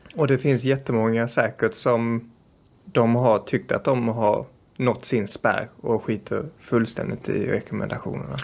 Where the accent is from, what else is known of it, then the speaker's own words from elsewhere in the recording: Sweden; also born or lived in Brazil; Som svensk